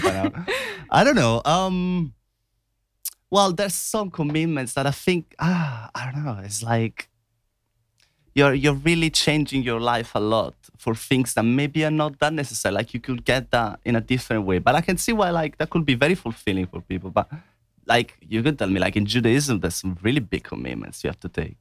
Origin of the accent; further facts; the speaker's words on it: Italy; moved away; growing up in Italy